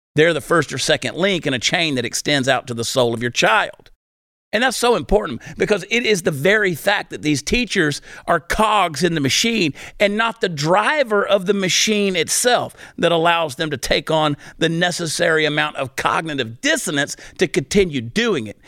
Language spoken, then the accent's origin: English; United States